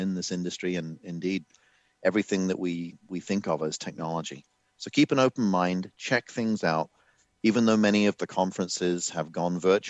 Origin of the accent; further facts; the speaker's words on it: England, United Kingdom; moved away; So I am from England originally